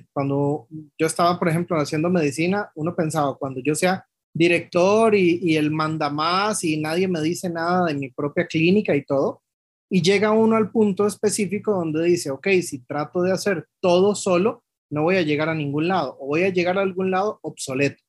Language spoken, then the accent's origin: Spanish; Costa Rica; also born or lived in Mexico; Aquí en Costa Rica particularmente yo topé con pared cuando llegué, yo regresé de México en el 2016